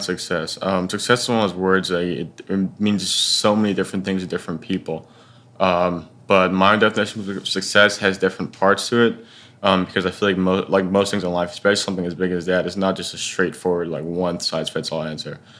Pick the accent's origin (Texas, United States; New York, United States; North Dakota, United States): Texas, United States; Dallas; now in Syracuse, United States; I'm originally from Dallas, Texas